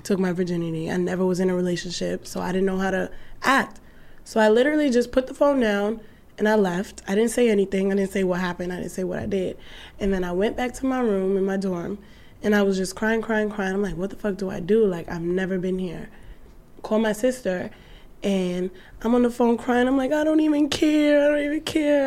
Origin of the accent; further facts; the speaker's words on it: New York City, New York, United States; I'm saying from Brooklyn